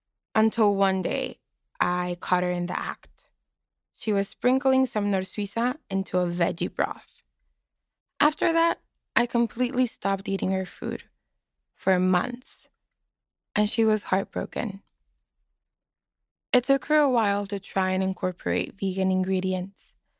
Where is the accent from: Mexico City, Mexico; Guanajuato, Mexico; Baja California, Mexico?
Baja California, Mexico; Mexicali; now in Boston, United States; I'm from Mexicali, Baja California, and I'm a student in Boston, Massachusetts.